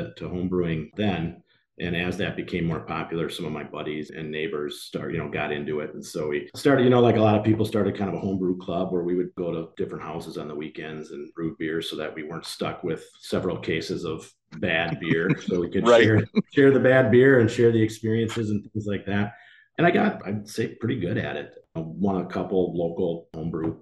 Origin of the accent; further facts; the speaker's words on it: Door County, Wisconsin, United States; moved away as an adult; also born or lived in Minnesota; I chose Door County because that's where I grew up. So I grew up in Door County.